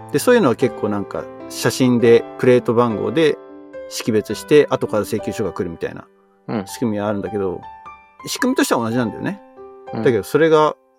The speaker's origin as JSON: {"language": "Japanese", "country": "Japan", "tie": "born or raised there", "moved": "as an adult", "lives_now": "Silicon Valley, United States", "said": "自分の生まれ育った国に帰ってる"}